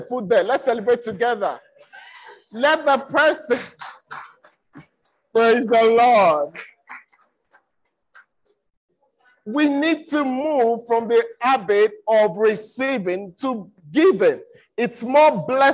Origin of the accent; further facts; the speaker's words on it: Nigeria; I'm from Nigeria. I'm a Yoruba boy